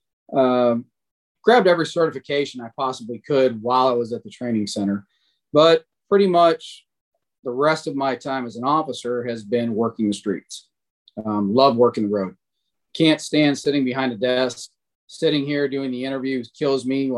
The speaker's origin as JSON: {"language": "English", "town": "Sterling Heights", "region": "Michigan", "country": "United States", "tie": "born or raised there", "moved": "yes", "lives_now": "Gwinnett County, Georgia, United States", "said": "I grew up in Metro Detroit. Sterling Heights was the city I've actually grew up"}